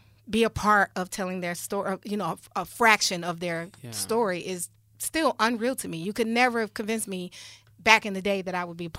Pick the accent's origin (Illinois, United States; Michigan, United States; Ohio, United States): Michigan, United States; Detroit; I'm from Detroit. I grew up literally up the street from the old Greater Emmanuel Church of God in Christ